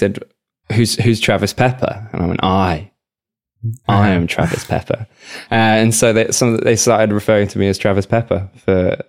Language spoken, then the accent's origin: English; England, United Kingdom; moved away